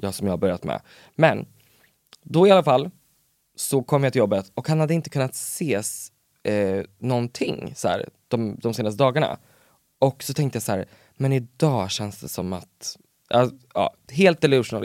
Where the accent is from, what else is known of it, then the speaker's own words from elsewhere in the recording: Örebro, Örebro County, Sweden; jag är ju från Örebro